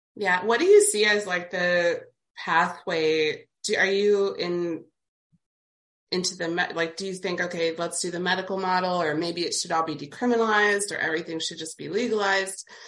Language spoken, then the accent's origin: English; Appalachia, United States; I grew up in rural Appalachia myself.